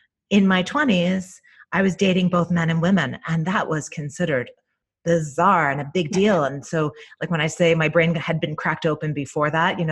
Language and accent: English; Northeast, United States; also born or lived in Ireland; I was raised in the Northeast